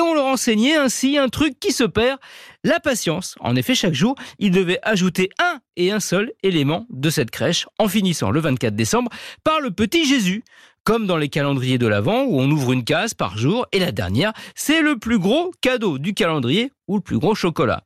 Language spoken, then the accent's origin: French; France; chez nous en France